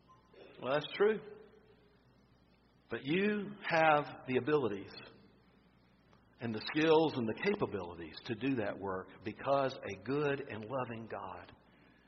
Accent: Florida, United States; I'm from Florida. We used to eat oyster dressing

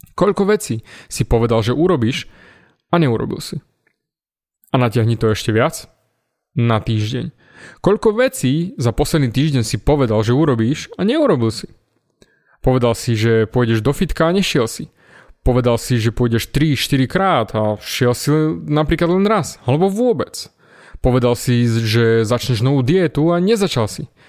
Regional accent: Snina, Prešov Region, Slovakia; Vyrastal som v Snine, v malom mestečku

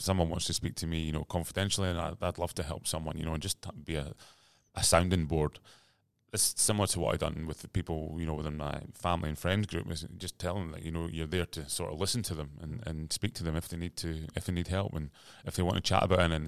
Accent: Aberdeen, Scotland, United Kingdom; moved away as an adult; now in Sydney, Australia; I grew up in Aberdeen, Scotland

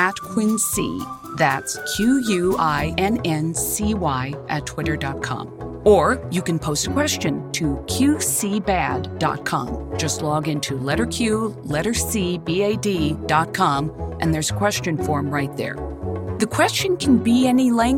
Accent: Los Angeles, California, United States; I'm from Los Angeles

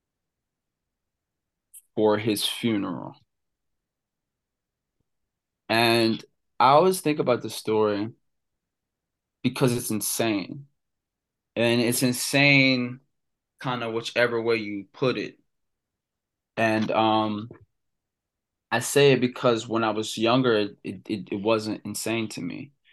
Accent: Cecil County, Maryland, United States; Growing up in Cecil County

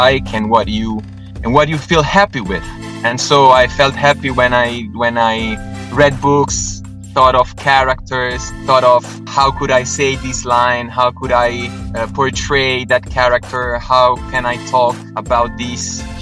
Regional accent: Rome, Lazio, Italy; I was born and raised in Rome

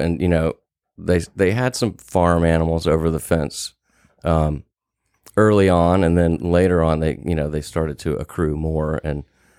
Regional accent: Houston, Texas, United States; From Houston, Texas.

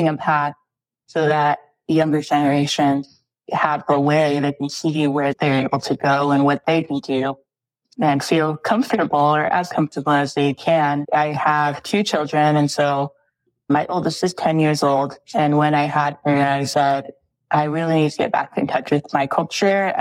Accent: Rapid City, South Dakota, United States; I grew up in Rapid City, South Dakota. So that's where I went to school and graduated from high school.

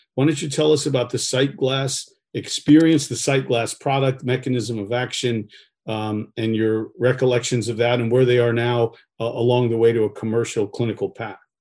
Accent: Northeast, United States; now in California, United States; I'm here in California. I grew up in the Northeast.

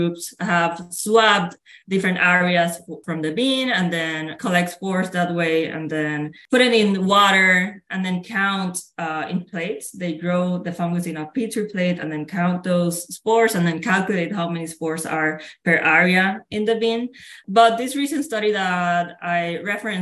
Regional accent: Puerto Rico; moved away as an adult; I'm originally from Puerto Rico, which is a tropical island in the Caribbean, and I grew up there.

